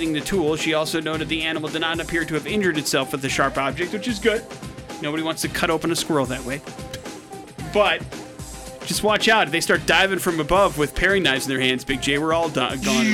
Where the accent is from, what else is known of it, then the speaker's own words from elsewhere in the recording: Wisconsin, United States; my home state of Wisconsin